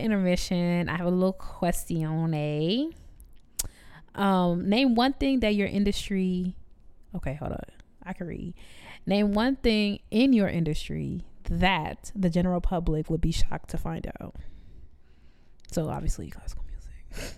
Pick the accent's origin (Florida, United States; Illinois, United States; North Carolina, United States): Illinois, United States; Chicago; now in Memphis, United States; I'm from Chicago